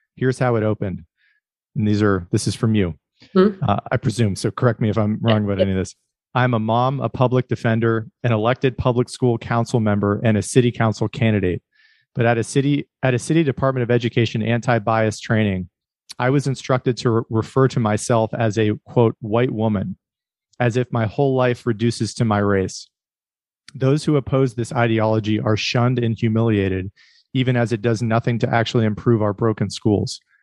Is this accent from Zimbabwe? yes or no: no; Erie, Pennsylvania, United States; I grew up in Pennsylvania too. Um, I'm from Erie